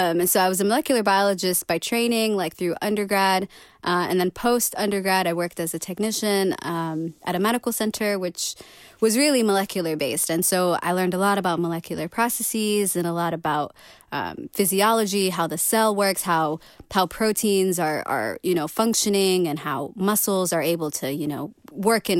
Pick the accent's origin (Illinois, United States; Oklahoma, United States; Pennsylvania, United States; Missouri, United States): Missouri, United States; St. Louis; now in Rochester, United States; I'm from St. Louis. I'm from, which is like really down in Missouri. It's kind of like in the southern central part of the states. I grew up there.